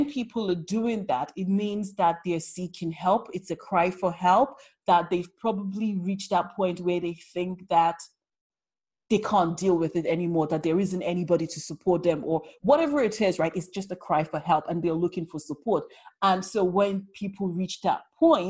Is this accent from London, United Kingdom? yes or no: yes; London, United Kingdom; I'm a Londoner